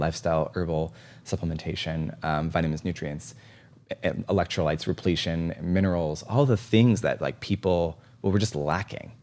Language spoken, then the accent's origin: English; East Coast, United States; now in Seattle, United States; I grew up on the East Coast